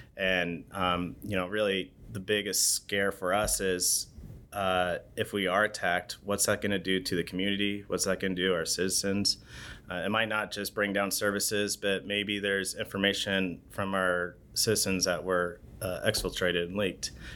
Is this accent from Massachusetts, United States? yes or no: no; Bend, Oregon, United States; born and raised in Bend, Oregon.